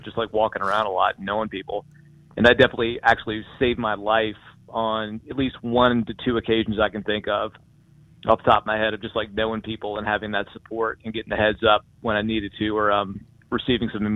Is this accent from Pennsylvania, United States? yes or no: no; Danville, Virginia, United States; born or raised there; now in Charlottesville, United States